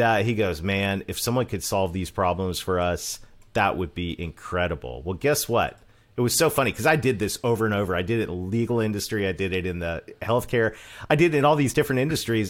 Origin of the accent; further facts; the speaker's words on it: Canada; accent: Canadian; moved away as an adult; also born or lived in Mid-South, United States; I'm Canadian.